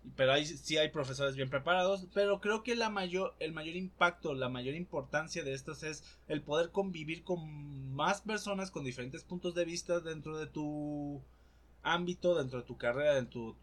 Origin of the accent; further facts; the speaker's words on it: Poza Rica, Veracruz, Mexico; now in Puebla, Mexico; mi ciudad natal Poza Rica